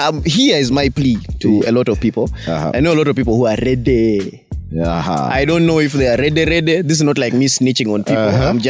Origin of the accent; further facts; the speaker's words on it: Kampala, Central Region, Uganda; It was my hood for like what? Something like 15 years? Grew up there basically.